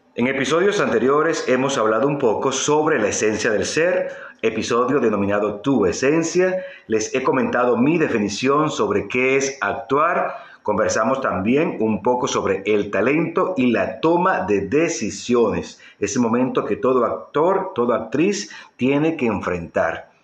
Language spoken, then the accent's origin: Spanish; Venezuela; en mi época de juventud en mi país Venezuela